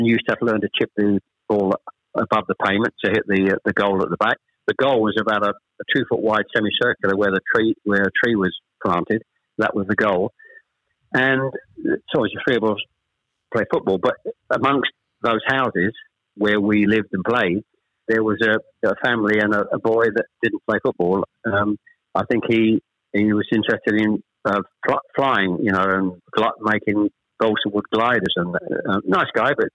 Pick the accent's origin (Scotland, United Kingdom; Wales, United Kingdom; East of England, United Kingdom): East of England, United Kingdom; Chelmsford; born or raised there; also born or lived in Ashton-under-Lyne